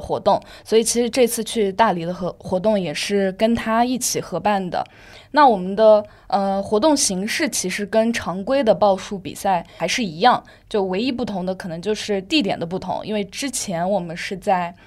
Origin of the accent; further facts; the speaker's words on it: Yunnan, China; now in Shanghai, China; 因为我是云南人，刚好要回家